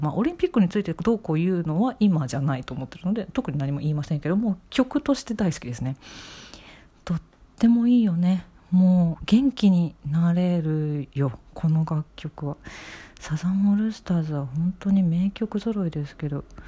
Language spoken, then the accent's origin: Japanese; Tokyo, Japan; ずっと東京在住なので、私は